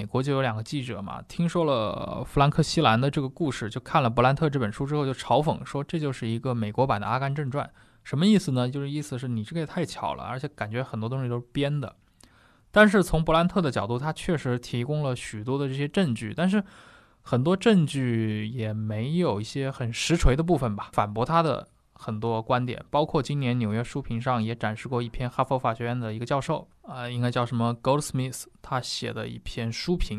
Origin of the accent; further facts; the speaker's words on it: China; 我们中国人理解可能就像洪门里面所谓双花红棍啊这种